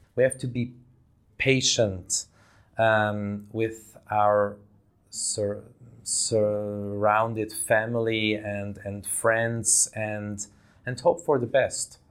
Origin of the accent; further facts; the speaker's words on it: Davos, Graubünden, Switzerland; now in Zurich, Switzerland; I grew up in Switzerland, in that little Swiss town, uh, of Davos, in the mountains.